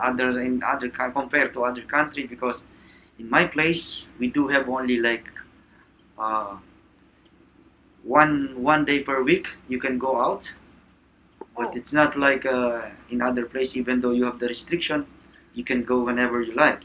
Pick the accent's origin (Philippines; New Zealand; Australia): Philippines; Manila, Metro Manila; I'm from Manila, Philippines